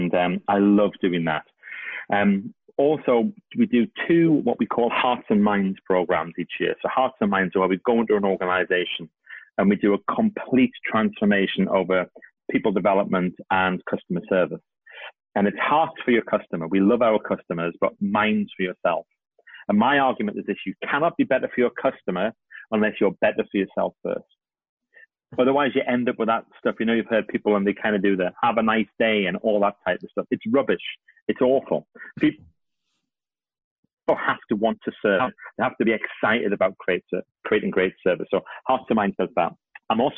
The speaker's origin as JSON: {"language": "English", "country": "United Kingdom", "said": "I'm British"}